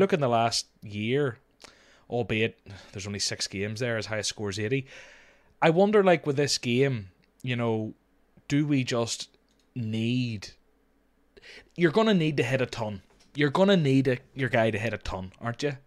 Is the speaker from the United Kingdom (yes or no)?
yes; Northern Ireland, United Kingdom; accent: Northern Irish; normally they hear my accent and they, I get the Jamie Dornan things